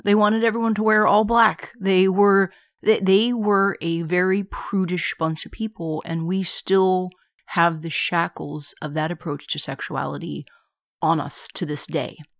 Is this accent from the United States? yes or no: yes; United States; I'm an American. I've very rarely had the occasion to travel outside of America